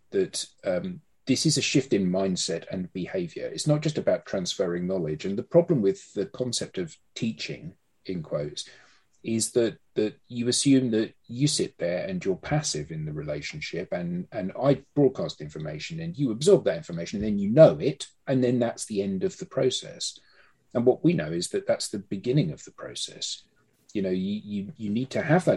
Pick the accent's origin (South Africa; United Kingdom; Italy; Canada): United Kingdom; I haven't got an accent really, have I? Because I'm British.